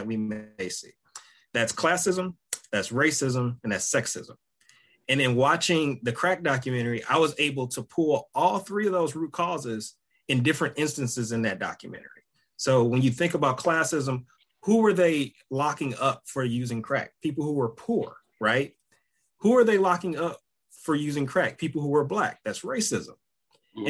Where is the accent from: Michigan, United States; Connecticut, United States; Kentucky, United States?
Michigan, United States; Detroit; moved away; growing up in Detroit